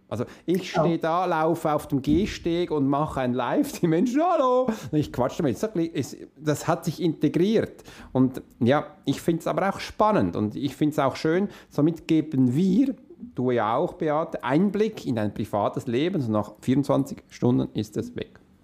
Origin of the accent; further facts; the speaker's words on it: Switzerland; ich bin Schweizer, wie für uns Hochdeutsch zu sprechen ist nicht so einfach, weil wir ganz anders reden